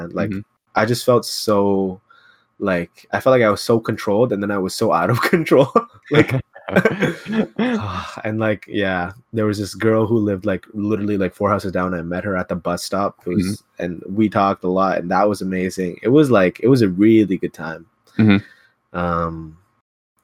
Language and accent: English; Ottawa, Ontario, Canada; moved away as an adult; also born or lived in Mississauga; we're from Ottawa